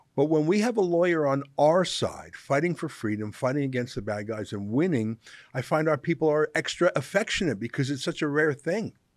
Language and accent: English; Calgary, Alberta, Canada; Calgary, which I grew up